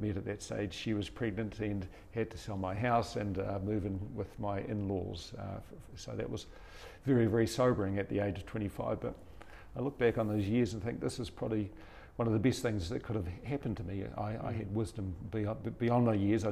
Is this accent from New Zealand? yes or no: yes; New Zealand; I was born in Tikawiti, one of five children, so and that's where we were based.